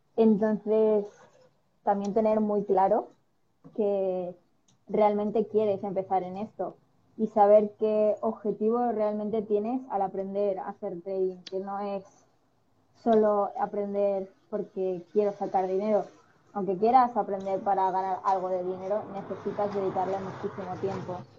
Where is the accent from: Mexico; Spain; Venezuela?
Spain; also born or lived in Sweden; nací en Suecia, pero llevo toda mi vida viviendo aquí en España porque mi padre es español. Y bueno, me he criado aquí básicamente